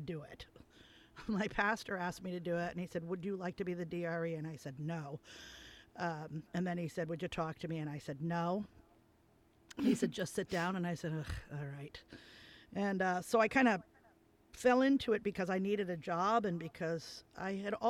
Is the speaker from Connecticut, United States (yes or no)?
yes; New Haven, Connecticut, United States; I grew up in New Haven.